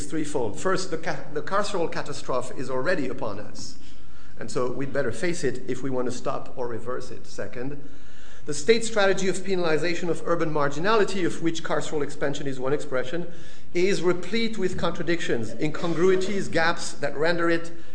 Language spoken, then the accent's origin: English; southern France, France; moved away; my hometown in southern France